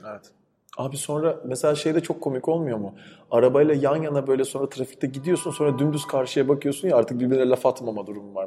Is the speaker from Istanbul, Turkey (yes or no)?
no; İzmir, Turkey; İzmir'de büyüdüm ben.